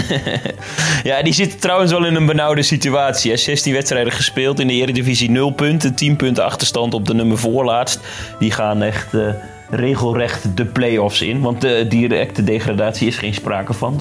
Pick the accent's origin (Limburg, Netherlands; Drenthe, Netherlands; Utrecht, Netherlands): Drenthe, Netherlands; als Drent